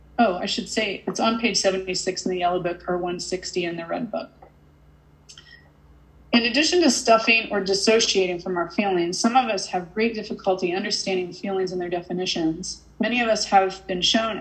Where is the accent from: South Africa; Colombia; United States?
United States; Massachusetts; I'm from Massachusetts